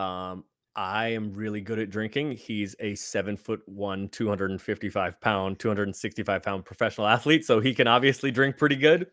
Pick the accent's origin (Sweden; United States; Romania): United States; San Francisco, California; moved away as an adult; now in Los Angeles, United States; I grew up in San Francisco.